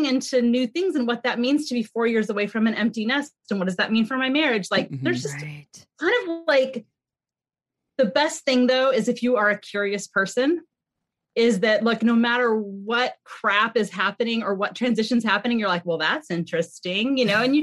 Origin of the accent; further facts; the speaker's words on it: California, United States; we had moved back to California. I'm from California.